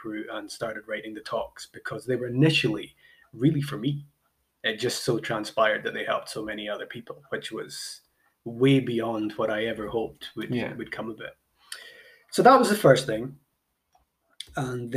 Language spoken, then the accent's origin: English; Highlands of Scotland, United Kingdom; I'm from the Highlands of Scotland, where we're a little bit behind with a lot of these things